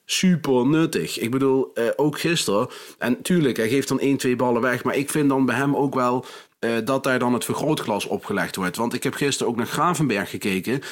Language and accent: Dutch; NEC-land, Gelderland, Netherlands; ik kom natuurlijk uit NEC-land